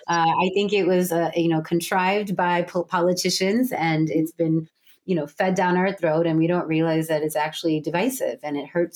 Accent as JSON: {"language": "English", "country": "India", "said": "Indian. Or we're Indian. So we're both Indian women, right? But we're very different, right? Because we were raised in different places."}